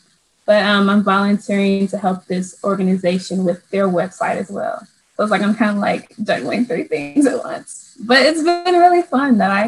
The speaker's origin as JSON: {"language": "English", "town": "St. Louis", "region": "Missouri", "country": "United States", "said": "I'm from St. Louis, Missouri, and I major in physics of medicine."}